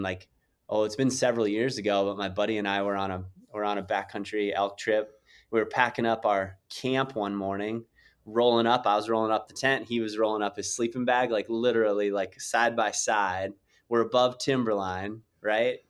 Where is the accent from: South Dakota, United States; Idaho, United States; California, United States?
South Dakota, United States; I grew up in South Dakota